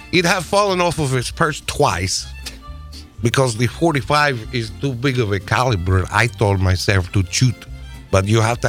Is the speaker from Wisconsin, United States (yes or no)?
yes; Wisconsin, United States; I haven't seen a chiclet since the second grade, where I grew up in Wisconsin.